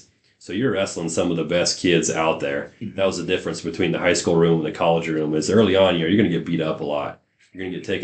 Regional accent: Clarks, Nebraska, United States; also born or lived in Kearney, Nebraska; now in York, United States; a small town guy growing up in Clark's

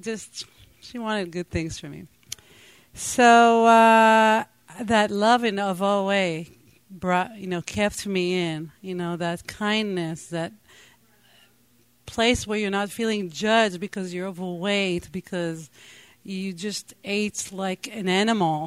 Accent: Israel; first language Hebrew; English is a second language; moved away; I grew up in Israel. I spoke only Hebrew

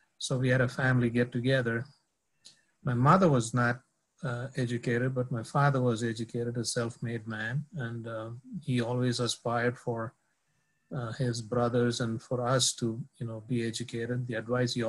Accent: India; moved away as an adult; also born or lived in Texas; now in United States; Was born and raised in India, born to a middle-class family

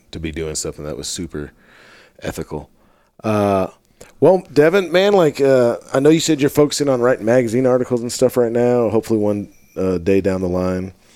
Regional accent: Missouri, United States; my home state of Missouri

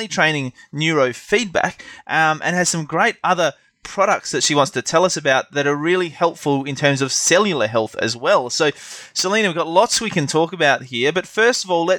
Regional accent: Adelaide, South Australia, Australia; my hometown of Adelaide

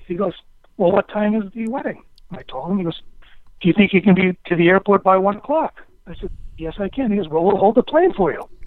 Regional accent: Stoneham, Massachusetts, United States; I was a local kid growing up in Stoneham, Mass

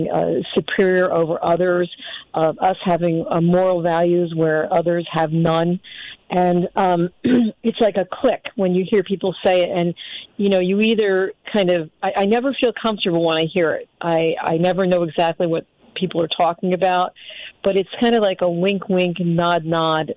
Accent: United States; I'm born in America, so I'm an American and I feel American

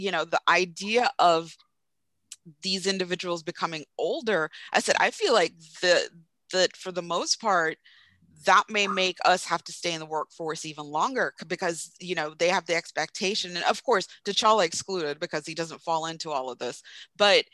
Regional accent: Jamaica; growing up in Jamaica

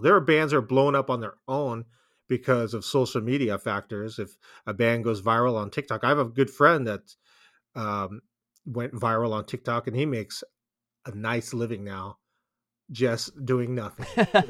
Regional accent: Bay Area, California, United States; we're from the Bay Area

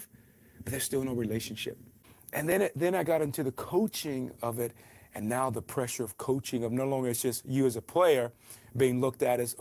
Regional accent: Atlanta, Georgia, United States; moved away as an adult; also born or lived in Albuquerque / New Orleans; Grew up in Atlanta, Georgia

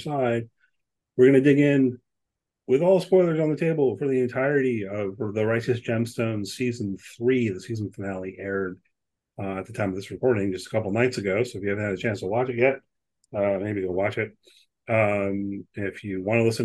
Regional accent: United States; I'm an American

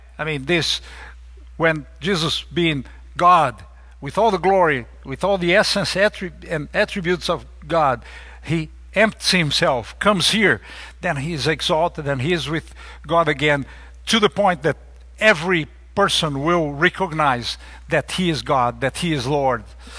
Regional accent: Brazil; You guys know I'm from Brazil, and I'm a big soccer fan, a horrible player, but a big fan.

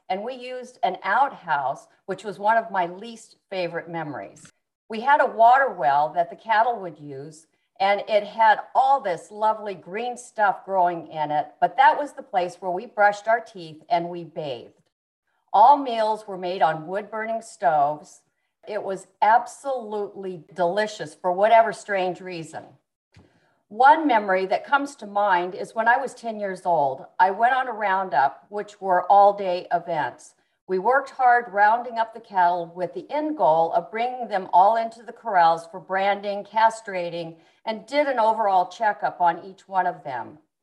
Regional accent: Yuma, Arizona, United States; also born or lived in Tucson, Arizona / Mexico; I was born in Yuma, Arizona. I was brought up um, in a family that were big cattle ranchers

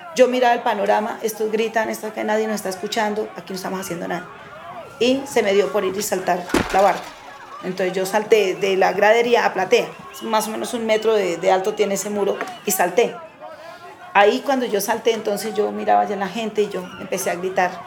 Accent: Pauna, Boyacá, Colombia; moved away as an adult; now in Bogotá, Colombia; hija de Boyacá, uno de los mejores departamentos de Colombia. Eh, soy hija de Cándido y Elena, dos campesinos en el municipio de Pauna, Boyacá

